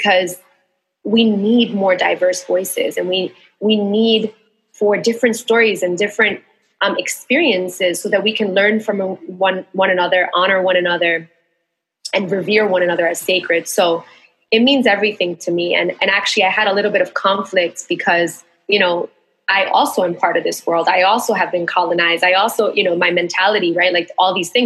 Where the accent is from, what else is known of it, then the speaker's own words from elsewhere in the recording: New York City, New York, United States; moved away as an adult; also born or lived in Queens, New York; now in Puerto Rico; I identify as being a Latina woman, New Yorican, born and raised in Bushwick, and then in Queens, and then moved to Puerto Rico, which is where I'm at now